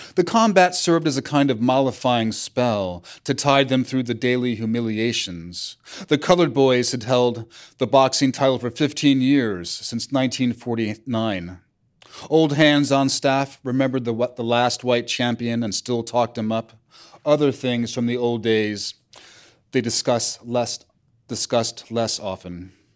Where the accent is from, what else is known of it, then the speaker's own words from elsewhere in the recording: New York City, New York, United States; also born or lived in Brooklyn; I grew up all over Manhattan